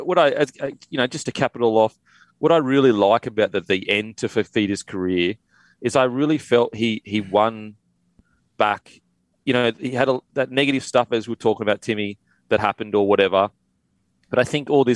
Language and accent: English; Queensland, Australia; a Queenslander